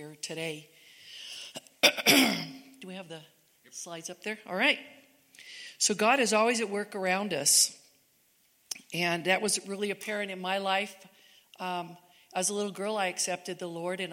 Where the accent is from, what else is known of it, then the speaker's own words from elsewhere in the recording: Southern California, United States; moved away as an adult; now in Cedar City, United States; Eric and I grew up in California, Southern California, and raised most of our kids there